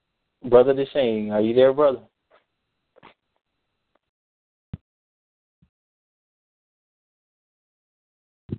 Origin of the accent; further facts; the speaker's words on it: United States; as American blacks